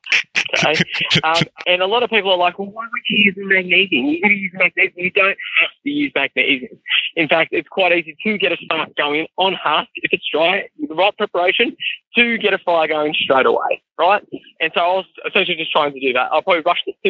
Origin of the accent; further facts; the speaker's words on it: Wollongong, New South Wales, Australia; I'm from Wollongong